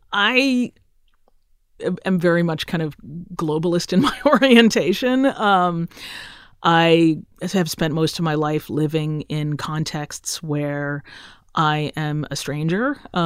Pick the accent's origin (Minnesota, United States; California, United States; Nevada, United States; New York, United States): Minnesota, United States; Roseville; My dad did a PhD at the University of Minnesota. So I get to claim that I'm from Minnesota because I spent my agonizing middle school years there. Yay, Roseville area middle school.